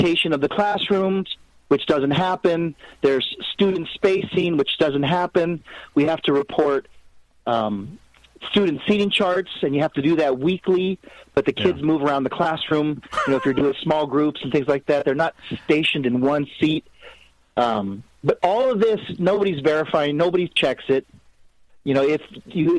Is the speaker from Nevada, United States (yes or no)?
yes; Las Vegas, Nevada, United States; I'm from Vegas